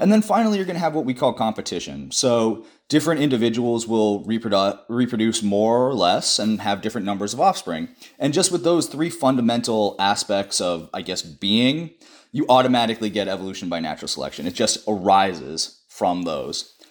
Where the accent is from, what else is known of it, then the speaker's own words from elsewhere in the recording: Denver, Colorado, United States; moved away as an adult; also born or lived in Saint Louis / Cambridge; I'm originally from Denver, Colorado, the Mile High City